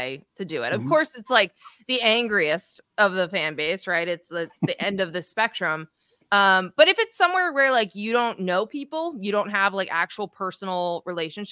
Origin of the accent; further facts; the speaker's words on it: Hillsborough, New Jersey, United States; I grew up in Central Jersey